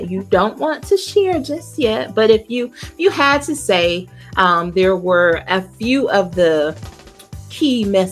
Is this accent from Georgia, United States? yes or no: yes; South Georgia, United States; I'm from the deep South. I'm from South Georgia. Like, you could do this and you miss my whole town